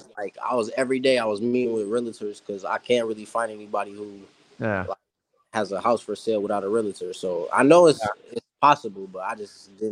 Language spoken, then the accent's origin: English; Kalamazoo, Michigan, United States; Yeah, I'm in Michigan. So I'm from Kalamazoo.